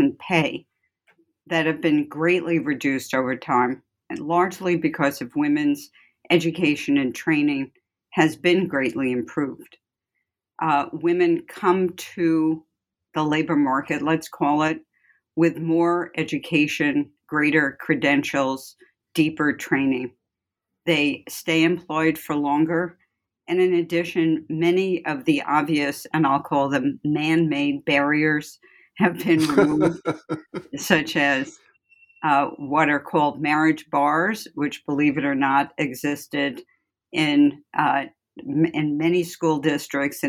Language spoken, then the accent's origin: English; New York City, New York, United States; moved away as an adult; also born or lived in Ithaca, New York / Chicago / Cambridge, Massachusetts; I'm from the Bronx, and that should be clear in my accent a bit. I went to Bronx High School of Science